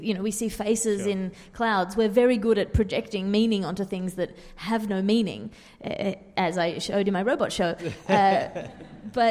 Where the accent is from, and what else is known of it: Sydney, New South Wales, Australia; born or raised there